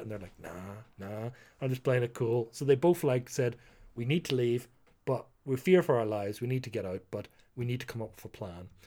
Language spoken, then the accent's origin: English; Ireland; being Irish